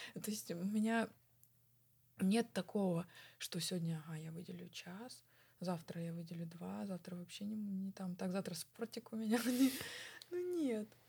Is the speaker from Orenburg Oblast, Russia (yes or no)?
no; Tulun, Irkutsk Oblast, Russia; я родилась в России, я выросла в России, э, я разговариваю на русском, я а, жила в городе Тулуне в своем доме